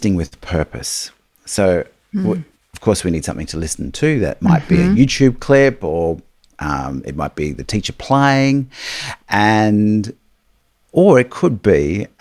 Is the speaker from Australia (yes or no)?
yes; Australia; we are in Australia